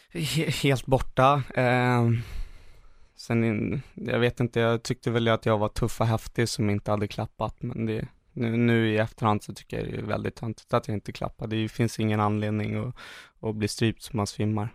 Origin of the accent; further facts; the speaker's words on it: Sweden; hemma i Sverige